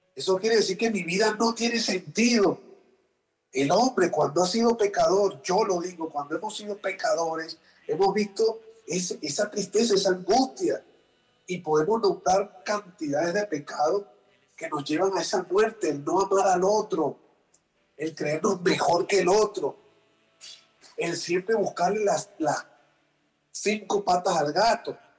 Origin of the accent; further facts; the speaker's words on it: Venezuela; yo soy venezolano, que los venezolanos comemos arepa y cachapa